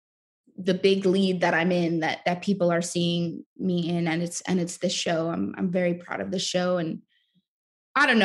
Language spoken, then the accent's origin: English; New York City, New York, United States; I'm from Brooklyn. I'm from New York